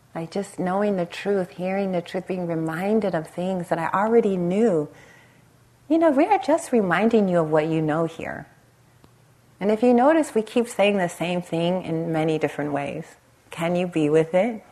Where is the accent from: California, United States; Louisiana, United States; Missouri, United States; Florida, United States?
California, United States; Los Angeles; I grew up in the Los Angeles area, right on the Compton Long Beach border